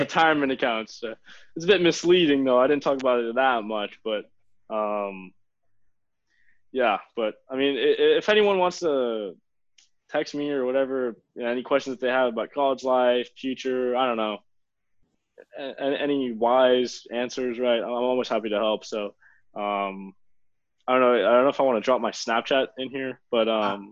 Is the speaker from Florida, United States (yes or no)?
yes; Miami, Florida, United States; I was born in South Miami Hospital, so just like half of Miami.